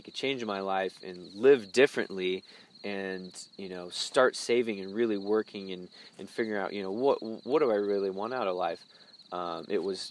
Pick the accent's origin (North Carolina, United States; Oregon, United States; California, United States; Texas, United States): Texas, United States; Plano; also born or lived in Durban, South Africa; a white boy in Dallas living in Plano where I grew up